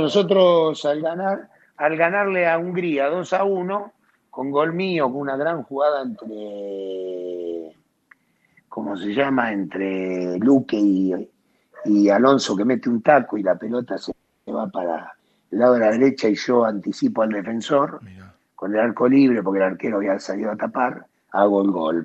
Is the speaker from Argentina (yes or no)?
yes; Bahía Blanca, Buenos Aires Province, Argentina; moved away; also born or lived in Naples; Yo nací en Bahía Blanca, en el barrio Villamitre